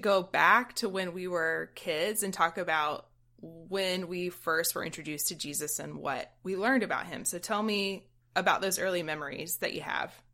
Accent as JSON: {"language": "English", "region": "South Georgia", "country": "United States", "said": "I'm from South Georgia, where church is a thing that pretty much everybody else did"}